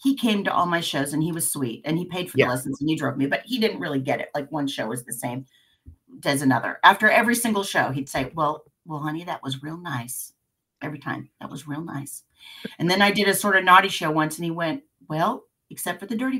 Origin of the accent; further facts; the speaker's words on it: Independence, United States; I grew up in Independence, and that's a, you know, blue collar town